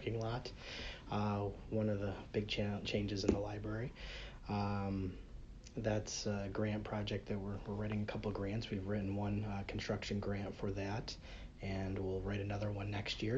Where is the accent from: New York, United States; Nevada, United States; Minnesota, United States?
New York, United States; Nichols; also born or lived in Oswego, New York / Buffalo, New York; I'm originally from the Southern Tier. I grew up in the town of Nichols, just a little bit away from here, from Endicott